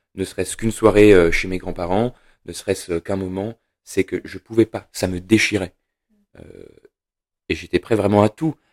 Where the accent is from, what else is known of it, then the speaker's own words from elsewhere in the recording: Saint-Étienne, Auvergne-Rhône-Alpes, France; j'ai grandi à Saint-Étienne, la ville noire